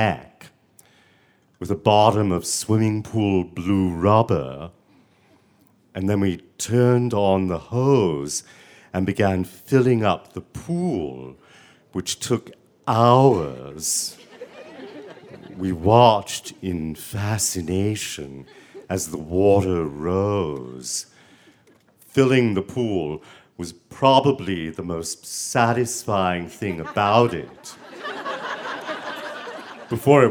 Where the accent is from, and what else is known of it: Savannah, Georgia, United States; born or raised there